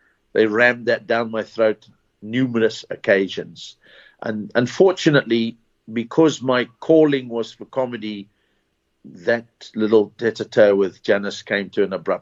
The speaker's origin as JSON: {"language": "English", "country": "Zimbabwe", "tie": "born or raised there", "also_born_or_lived": "Port Elizabeth, South Africa", "moved": "yes", "said": "I was born in Zimbabwe"}